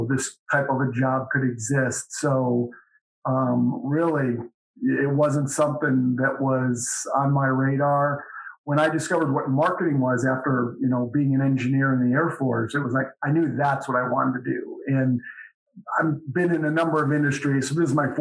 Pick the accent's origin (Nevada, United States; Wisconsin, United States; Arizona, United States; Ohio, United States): Ohio, United States; Cleveland; moved away as an adult; also born or lived in Colorado Springs, Colorado / Dayton, Ohio / Cincinnati, Ohio / Orlando, Florida; now in Knoxville, United States; I grew up in Cleveland